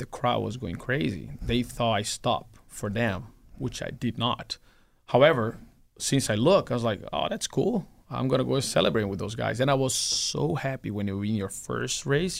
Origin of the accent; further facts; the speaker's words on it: Brazil; moved away; my dad used to have a race team in my hometown